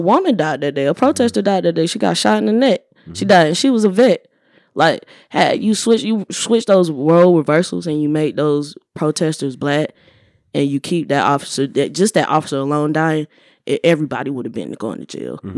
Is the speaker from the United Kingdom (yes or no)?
no; the South, United States; I'm from the South.